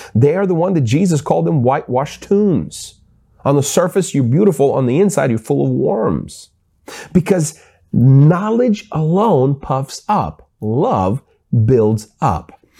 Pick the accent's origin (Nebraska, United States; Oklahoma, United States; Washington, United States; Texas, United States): Washington, United States; Seattle; I grew up in Seattle